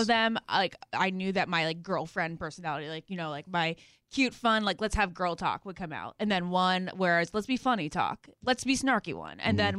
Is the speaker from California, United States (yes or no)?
no; Northern Virginia, United States; born or raised there